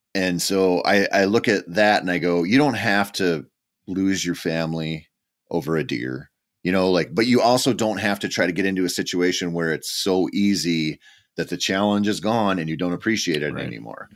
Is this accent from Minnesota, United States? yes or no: yes; Minnesota, United States; Minnesota is my home state